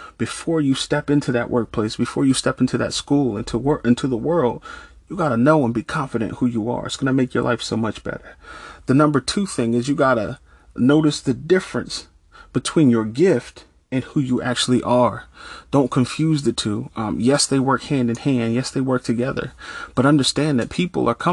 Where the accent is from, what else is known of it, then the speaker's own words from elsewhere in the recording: Norristown, Pennsylvania, United States; moved away as an adult; also born or lived in Pittsburgh, Pennsylvania; I moved from my hometown of Norristown to Pittsburgh, Pennsylvania